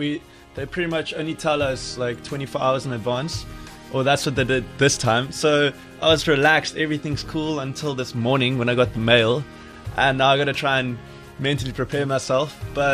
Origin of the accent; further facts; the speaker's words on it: Stellenbosch, Western Cape, South Africa; my background's pretty much grew up in Stellenbosch, went to Paul Riss.